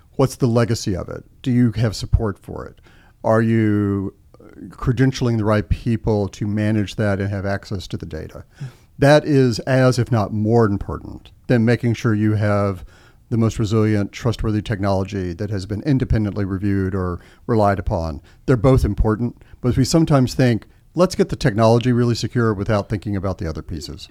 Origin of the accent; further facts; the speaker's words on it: Austin, Texas, United States; moved away as an adult; also born or lived in Washington, D.C.; I grew up in Austin, Texas